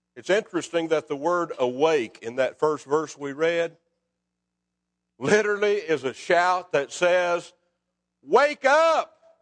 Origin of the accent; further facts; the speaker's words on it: Scottsville, Kentucky, United States; When I was a boy growing up in Scottsville, Kentucky, we lived on North Sixth Street